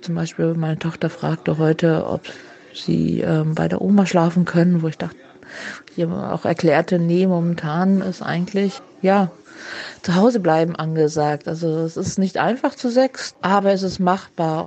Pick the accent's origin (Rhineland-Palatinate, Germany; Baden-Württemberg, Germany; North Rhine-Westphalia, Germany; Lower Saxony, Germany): Rhineland-Palatinate, Germany; Mainz; als Mainzer